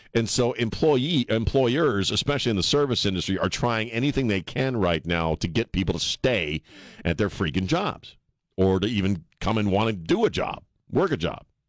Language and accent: English; Annapolis, Maryland, United States; I grew up in Annapolis, man, Maryland.